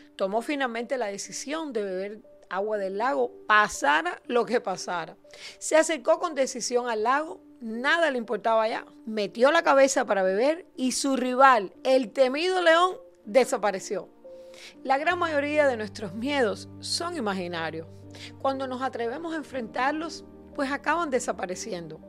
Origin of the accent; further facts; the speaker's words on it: Cuba; now in United States; yo también soy cubana